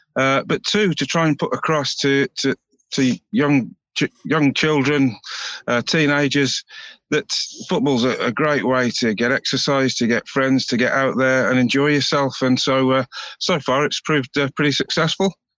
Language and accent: English; Birmingham, West Midlands, United Kingdom; moved away as an adult; now in Montrose, United Kingdom; I'm, from uh, Birmingham